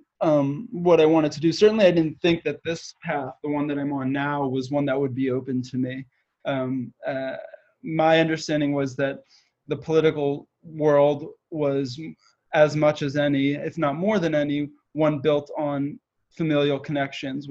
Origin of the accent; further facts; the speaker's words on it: outside of Philadelphia, Pennsylvania, United States; I grew up outside of Philly